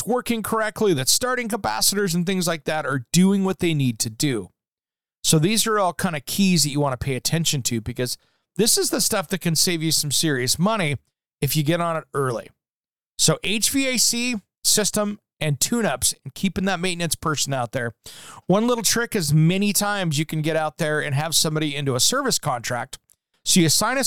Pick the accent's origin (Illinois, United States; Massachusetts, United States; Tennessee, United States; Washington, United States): Washington, United States; Tri-Cities; moved away; my hometown